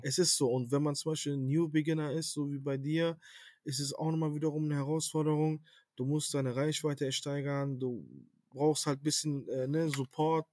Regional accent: Cologne, North Rhine-Westphalia, Germany; lebe in Köln, bin in Köln auf, also geboren und aufgewachsen und ja, bin Kölner.

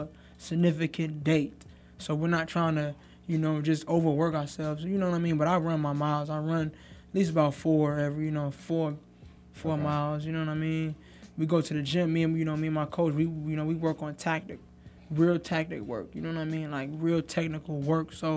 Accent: Newport News, Virginia, United States; I'm from Newport News, Virginia

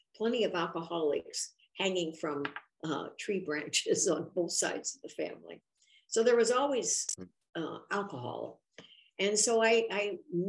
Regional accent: Lafayette, Indiana, United States; I grew up in Indiana, Lafayette, and I was born in 1939

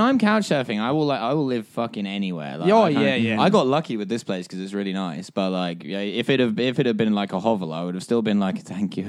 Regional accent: Essex, East of England, United Kingdom; I'm from like the Essex-London borderlines. Well, my family are all Londoners. Like, they're all from central London, but they just moved out and decided to raise me in God's own hell, which is Essex.

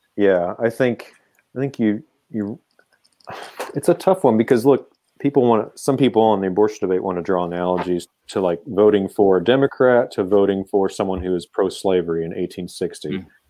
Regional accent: Kansas City, United States; all my teams are from Kansas City, my hometown

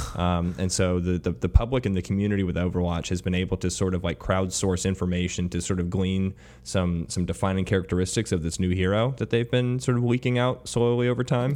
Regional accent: United States; an American sports fan

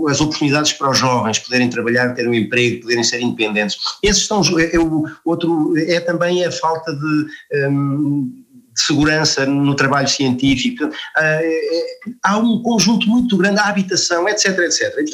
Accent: Portugal; eu sou português

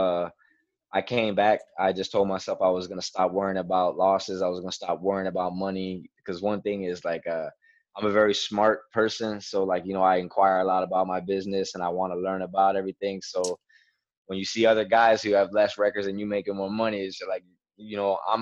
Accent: Miami, Florida, United States; now in Broward County, United States; I was born and raised in Miami, Florida

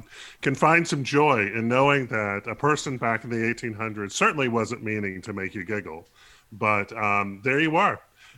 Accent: the South, United States; as a Southerner, a person growing up in the South

